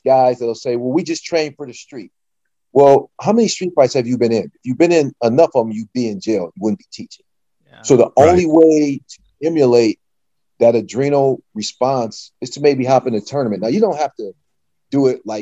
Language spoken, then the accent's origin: English; Toledo, Ohio, United States; I grew up in Toledo, Ohio